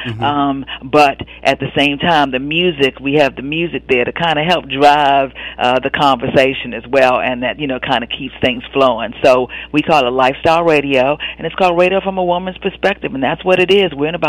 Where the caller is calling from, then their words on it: Washington, District of Columbia, United States; I'm calling in from Washington, D.C.